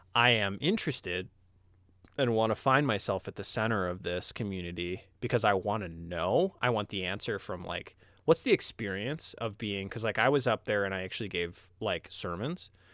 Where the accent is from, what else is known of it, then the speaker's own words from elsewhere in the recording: Midwest, United States; I was from the Midwest